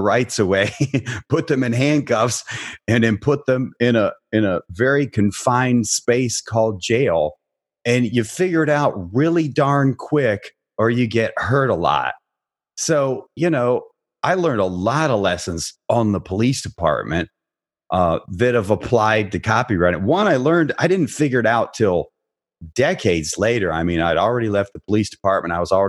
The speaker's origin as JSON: {"language": "English", "town": "Barberton", "region": "Ohio", "country": "United States", "tie": "born or raised there", "said": "The culture where I was working in Dayton, Ohio was different than the culture I grew up in Northeastern Ohio in Barberton."}